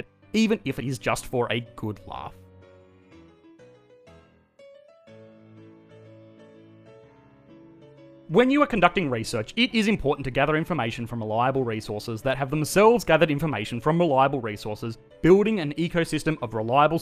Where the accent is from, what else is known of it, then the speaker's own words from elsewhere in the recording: Australia; I am an Australian working in the finance industry in Australia